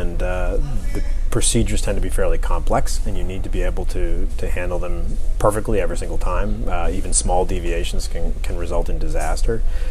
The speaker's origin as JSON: {"language": "English", "country": "Canada", "tie": "born or raised there", "moved": "yes", "said": "Originally, I'm from Canada. I grew up in Canada."}